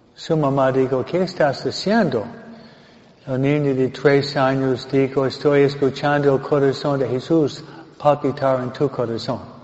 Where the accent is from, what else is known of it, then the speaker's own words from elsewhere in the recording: Michigan, United States; now in California, United States; yo nací en Michigan, no Michoacán